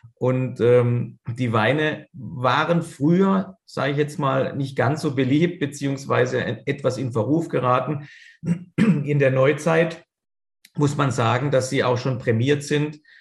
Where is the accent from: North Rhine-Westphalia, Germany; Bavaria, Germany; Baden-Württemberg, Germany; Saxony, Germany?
Baden-Württemberg, Germany; Karlsruhe; also born or lived in Spain; zähle ich mich natürlich als Karlsruher, da wir ein Stadtteil von Karlsruhe sind